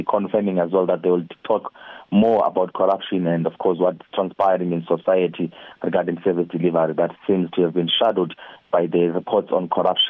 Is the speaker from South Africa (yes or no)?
yes; South Africa; as an ordinary South African